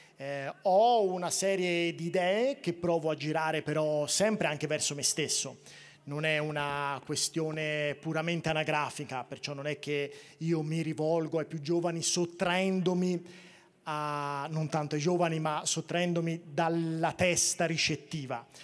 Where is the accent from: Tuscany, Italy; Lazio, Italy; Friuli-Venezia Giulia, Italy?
Tuscany, Italy; delle mie parti toscane